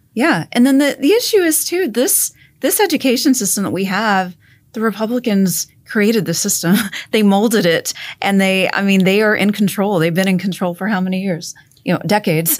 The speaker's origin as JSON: {"language": "English", "town": "Mathis", "region": "Texas", "country": "United States", "said": "I'm from Mathis, Texas"}